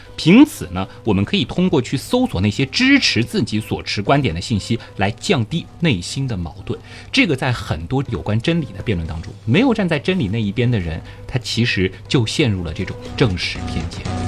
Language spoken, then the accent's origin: Chinese; Shanghai, China; 我是上海人